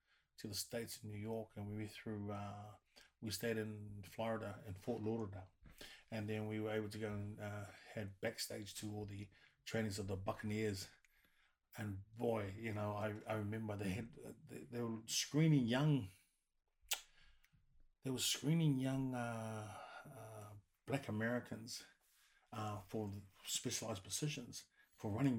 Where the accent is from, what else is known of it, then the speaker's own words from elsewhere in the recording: New Zealand; moved away as an adult; as a young kid growing up in New Zealand